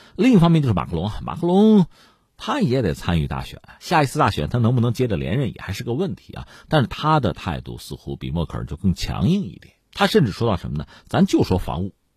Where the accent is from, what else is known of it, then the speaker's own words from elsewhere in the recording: China; 我们中国人